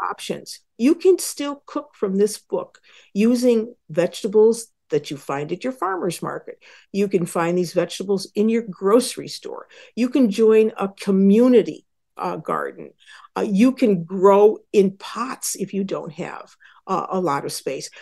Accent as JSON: {"language": "English", "region": "Western New York", "country": "United States", "tie": "born or raised there", "said": "I grew up in Western New York"}